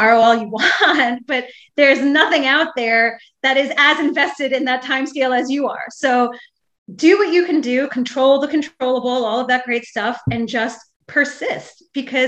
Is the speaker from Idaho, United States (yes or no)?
no; New York City, New York, United States; I come from Staten Island, which is the less known sort of bastard child borough of New York City